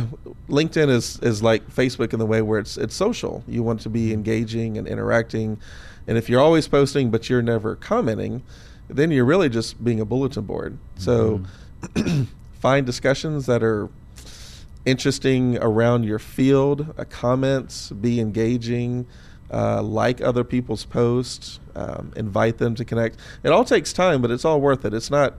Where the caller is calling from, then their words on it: Seattle, Washington, United States; I'm following you from Seattle, so I'm going to join your subgroup of all your Seattle listeners.